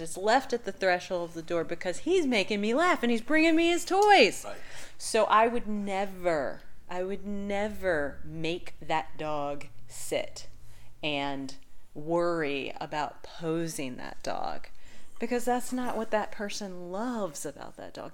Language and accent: English; Southern Virginia, United States; moved away as an adult; I'm originally from Southern Virginia, but I've lived in the area for um, 15 years, um, so this place is definitely home